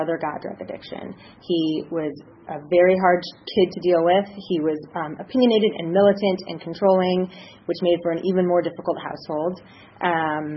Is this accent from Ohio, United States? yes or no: yes; Cleveland, Ohio, United States; I grew up in Cleveland, Ohio